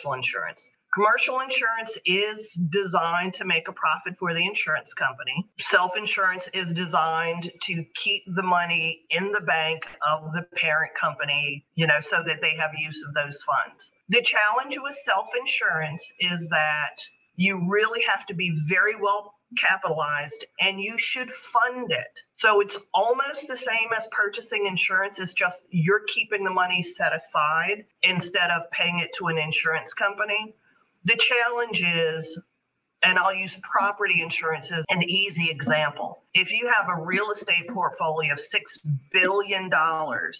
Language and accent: English; New York City, New York, United States; This is my hometown. I have family that work in Lower Manhattan